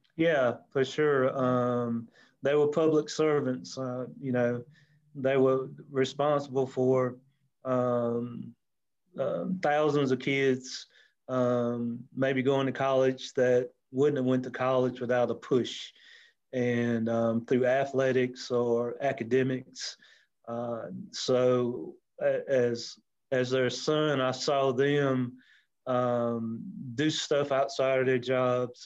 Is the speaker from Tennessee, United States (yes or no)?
no; Anderson, South Carolina, United States; born and raised in Anderson